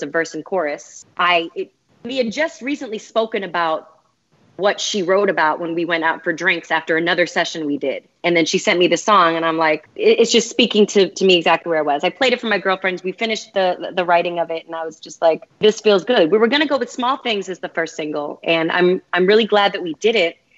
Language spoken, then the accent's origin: English; Boston, Massachusetts, United States; if I wasn't from Boston